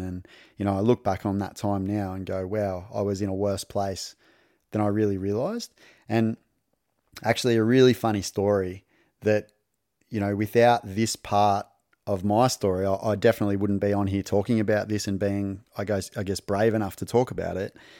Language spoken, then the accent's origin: English; country Victoria, Australia; also born or lived in Darwin, Northern Territory, Australia; I was born in Darwin and we moved south down to country Victoria. And so I grew up without my dad